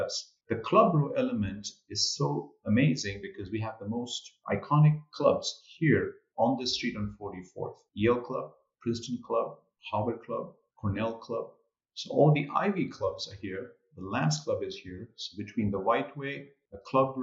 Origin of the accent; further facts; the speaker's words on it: India; moved away as an adult; also born or lived in Paris, France / New Orleans, United States; now in New York, United States; I was born and raised in India, so a great culture of hospitality